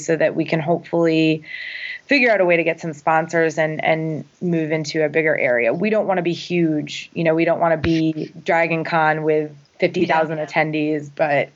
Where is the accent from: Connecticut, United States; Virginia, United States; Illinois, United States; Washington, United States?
Connecticut, United States; moved away; Originally, I'm from Connecticut.